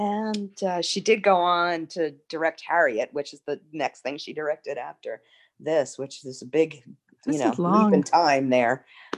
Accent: Ireland; I'm an Irish person and I'm worshiping this way

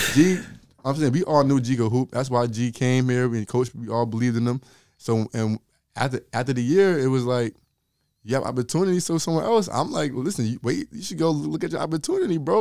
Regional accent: Linden, New Jersey, United States; I'm from Linden originally, but I didn't go to, like, Linden High School.

